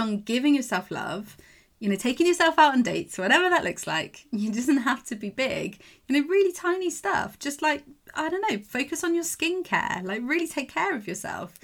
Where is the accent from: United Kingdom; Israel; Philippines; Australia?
United Kingdom; England; I'm English